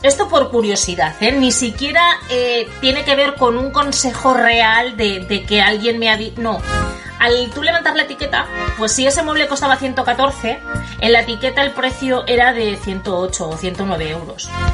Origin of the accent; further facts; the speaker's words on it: Bilbao, Basque Country, Spain; now in United States; Yo soy de Bilbao, aunque estoy en Estados Unidos como todos sabéis